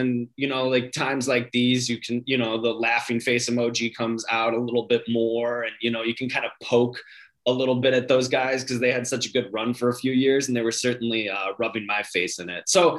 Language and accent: English; Northwest suburbs of Chicago, Illinois, United States; also born or lived in Evanston, Illinois; I was born in Evanston and grew up in the Northwest suburbs, was the only White Sox fan in kind of a sea of Cubs fans.